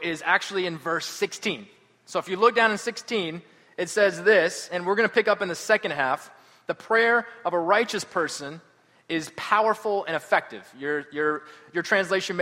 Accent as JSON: {"language": "English", "town": "Atlanta", "region": "Georgia", "country": "United States", "said": "I'm from Atlanta"}